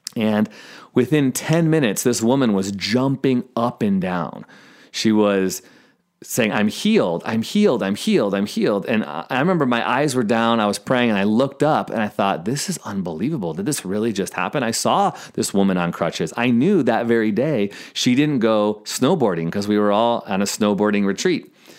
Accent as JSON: {"language": "English", "town": "Chicago", "region": "Illinois", "country": "United States", "said": "I'm actually from Chicago. I went to North Park University on the north side, and I still have family in Lombard and Palatine."}